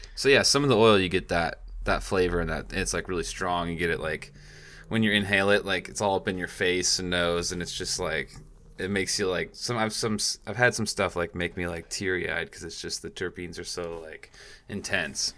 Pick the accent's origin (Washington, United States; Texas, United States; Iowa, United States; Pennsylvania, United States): Washington, United States; now in California, United States; I'm from Washington